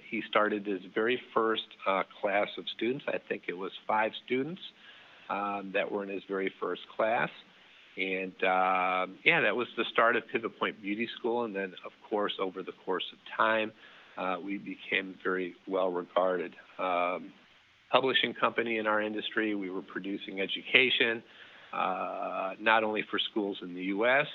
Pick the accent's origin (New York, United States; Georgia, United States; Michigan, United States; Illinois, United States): Illinois, United States; Chicago area; first language Dutch; English is a second language; they came here in 59. I was born in August of 1960. So shortly after they arrived